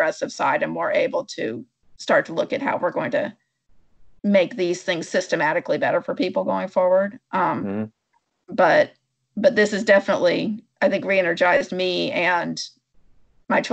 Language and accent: English; Berkeley, California, United States; I was born in Berkeley in 1970